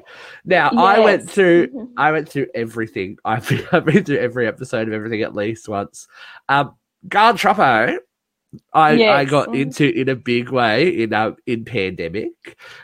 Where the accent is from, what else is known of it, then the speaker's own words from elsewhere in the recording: Newcastle, New South Wales, Australia; you ended up in my hometown. You ended up in Newcastle.